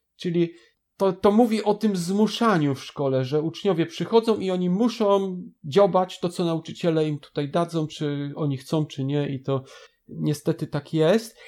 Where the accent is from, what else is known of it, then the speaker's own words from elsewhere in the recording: Bydgoszcz, Kuyavian-Pomeranian Voivodeship, Poland; u nas w Bydgoszczy